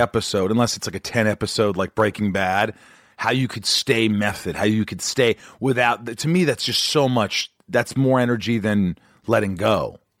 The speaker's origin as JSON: {"language": "English", "region": "Indiana", "country": "United States", "moved": "yes", "said": "He's from Indiana"}